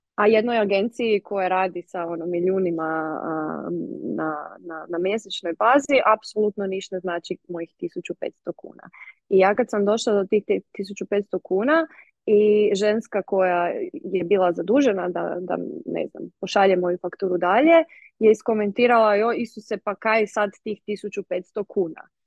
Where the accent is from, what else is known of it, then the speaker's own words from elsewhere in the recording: Međimurje County, Croatia; ja sam iz Međimurja